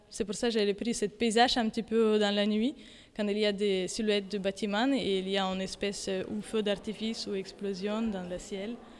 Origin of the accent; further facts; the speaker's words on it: Ukraine; French is a second language; now in Paris, France; Je suis ukrainienne et je suis artiste et plutôt peinture et dessin. Et euh, je travaille maintenant et habite à Paris